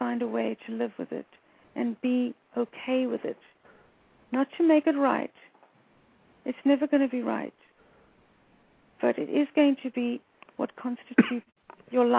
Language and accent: English; South Africa; moved away as an adult; now in United States; I grew up in South Africa in the time of apartheid